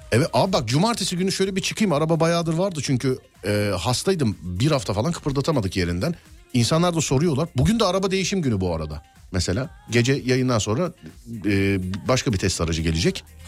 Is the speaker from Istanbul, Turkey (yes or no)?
yes; Nişantaşı, Istanbul, Turkey; Nişantaşı derken benim Mahallesinde top oynadığım sokaklara